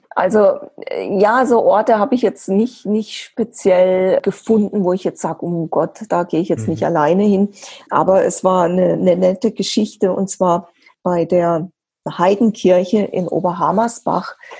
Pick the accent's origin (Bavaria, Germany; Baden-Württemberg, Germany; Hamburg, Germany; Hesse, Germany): Baden-Württemberg, Germany; Black Forest; bei uns im Schwarzwald